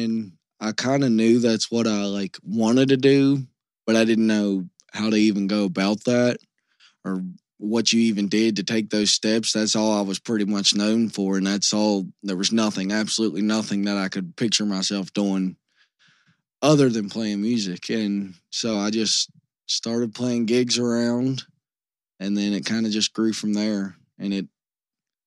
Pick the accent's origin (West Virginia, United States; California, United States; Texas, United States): West Virginia, United States; Union; I come from like a really rural part of West Virginia. My hometown only has about 400 people.